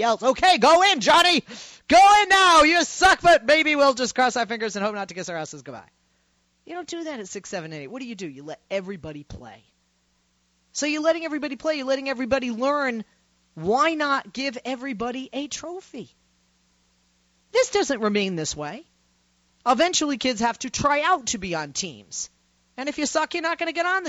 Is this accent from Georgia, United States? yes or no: no; Boston, Massachusetts, United States; I come from Boston, Massachusetts